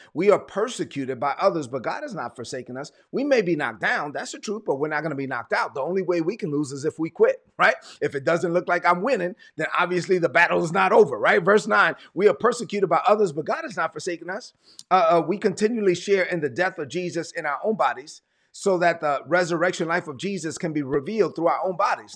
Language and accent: English; New York City, New York, United States; moved away; also born or lived in Evans, Georgia; I'm from Brooklyn